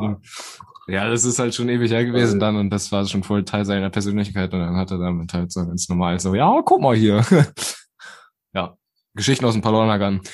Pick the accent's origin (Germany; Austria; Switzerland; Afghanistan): Germany; also born or lived in Bersenbrück; wir waren so die ersten Deutschen